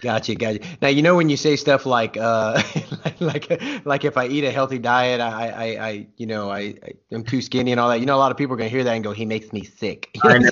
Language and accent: English; Louisiana, United States; now in Oklahoma, United States; I'm from Louisiana, and I live in Oklahoma now